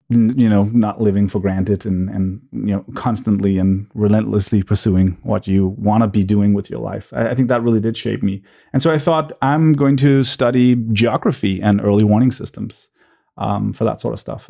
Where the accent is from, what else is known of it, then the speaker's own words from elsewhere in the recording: suburb of Copenhagen, Capital Region of Denmark, Denmark; I grew up in a suburb, uh, to Copenhagen.